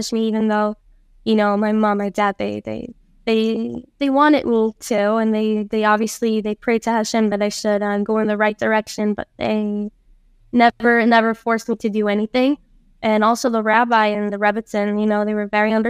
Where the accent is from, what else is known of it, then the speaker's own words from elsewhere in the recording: San José, Costa Rica; also born or lived in Tamarindo, Costa Rica; I grew up in San Jose